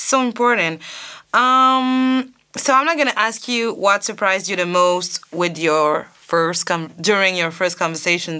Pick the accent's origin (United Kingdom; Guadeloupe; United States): Guadeloupe; English is a second language; I'm from Guadeloupe.